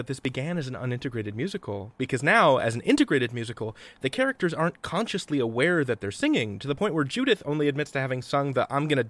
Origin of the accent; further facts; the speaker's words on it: United States; as Americans